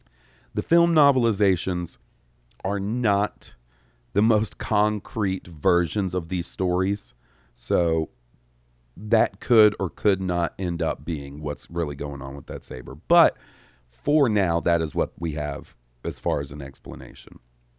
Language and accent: English; Winnipeg, Manitoba, Canada; my hometown of Winnipeg, Manitoba.